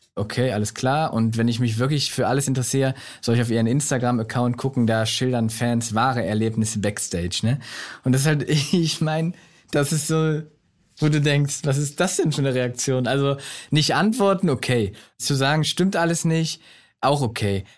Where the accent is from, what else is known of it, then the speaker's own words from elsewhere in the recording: Solingen, North Rhine-Westphalia, Germany; Ich bin in Solingen aufgewachsen